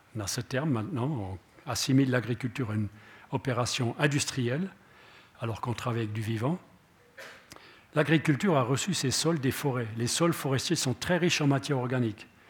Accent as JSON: {"language": "French", "country": "Switzerland", "said": "on est des Helvètes"}